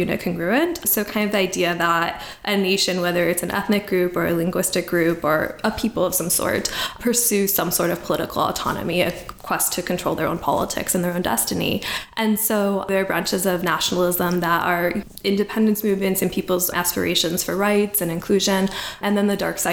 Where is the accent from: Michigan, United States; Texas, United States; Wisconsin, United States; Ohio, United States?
Michigan, United States; Detroit; moved away as an adult; also born or lived in Montreal, Canada / Edinburgh, Scotland; growing up in Detroit, you know, I was already really familiar with the Chaldean community